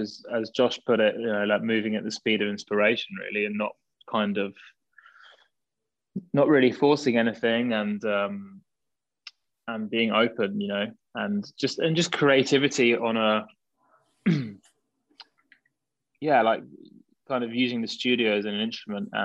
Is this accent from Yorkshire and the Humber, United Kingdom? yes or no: no; near Brighton, South East England, United Kingdom; We grew up around this kind of whole, seaside area, really